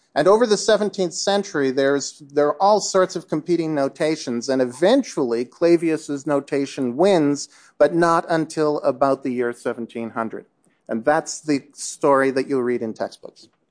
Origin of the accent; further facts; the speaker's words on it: Canada; I'm from Canada